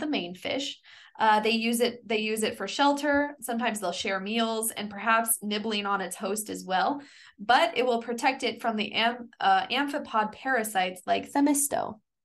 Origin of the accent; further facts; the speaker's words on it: Kansas, United States; I'm from Kansas